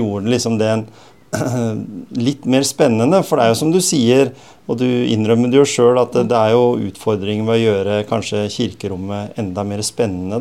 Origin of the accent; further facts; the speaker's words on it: Skien, Telemark, Norway; Skien, som jeg vokste opp på, eller på Gjemse